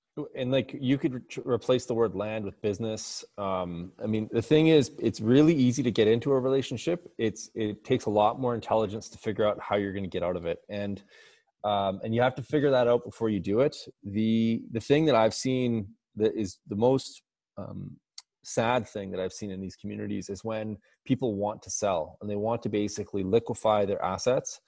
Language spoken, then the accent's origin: English; Alberta, Canada; I'm from Alberta